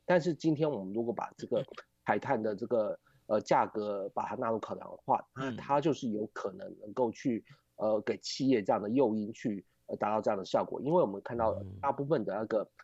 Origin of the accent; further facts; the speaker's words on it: Taiwan; 我们台湾这边